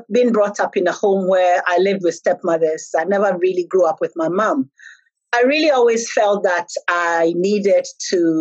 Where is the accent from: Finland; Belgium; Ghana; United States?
Ghana; southern Ghana; I came from the South.